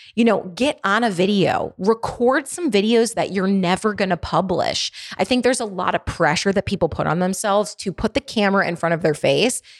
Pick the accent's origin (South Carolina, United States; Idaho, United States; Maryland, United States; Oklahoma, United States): Maryland, United States; Baltimore; accent: Baltimore; I have a pretty intense Baltimore dialect.